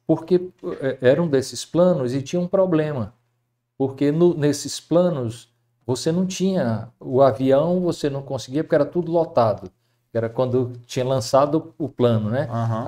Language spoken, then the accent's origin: Portuguese; Fortaleza, Ceará, Brazil; also born or lived in Baturité; Eu nasci em Fortaleza e tive uma infância muito boa